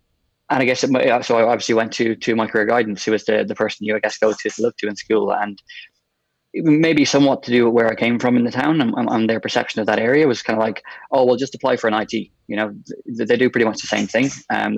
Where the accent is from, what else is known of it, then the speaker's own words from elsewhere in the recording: Galway, Connacht, Ireland; You know, as a young guy growing up in Galway and moving away from home, there isn't many better places to go.